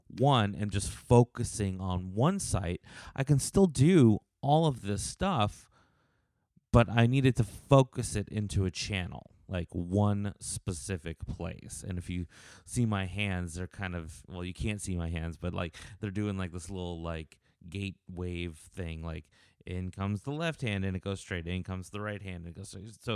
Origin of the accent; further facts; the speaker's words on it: Los Angeles, California, United States; moved away as an adult; also born or lived in Las Vegas, Nevada; now in Nashville, United States; I'm actually originally from Los Angeles, from California